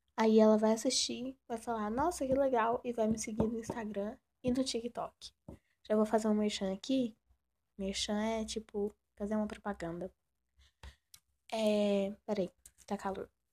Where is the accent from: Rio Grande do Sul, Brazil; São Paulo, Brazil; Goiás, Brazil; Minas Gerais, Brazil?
Goiás, Brazil; Sou do Brasil, Goi Goiás